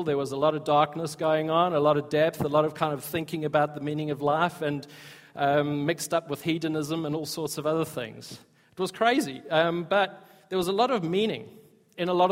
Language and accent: English; South Africa; I grew up in South Africa